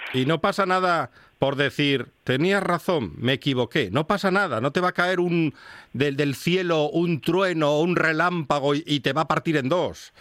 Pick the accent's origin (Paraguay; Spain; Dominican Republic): Spain; Asturias